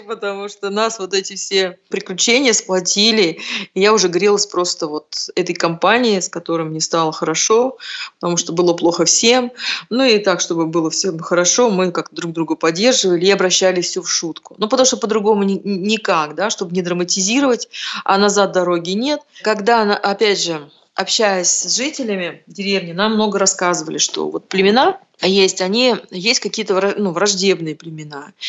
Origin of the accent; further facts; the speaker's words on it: Urals, Russia; мы с севера, мы с Урала